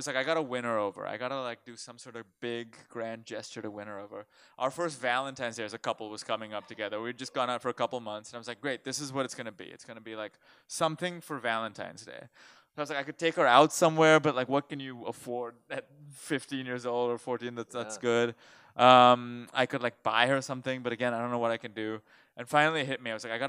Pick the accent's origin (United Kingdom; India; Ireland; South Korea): India; now in United States; I grew up in India